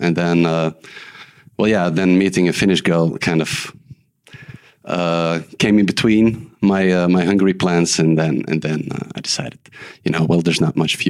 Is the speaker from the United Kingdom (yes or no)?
no; Belgium; moved away as an adult; now in Finland; I'm from Belgium, been living here for 7 years.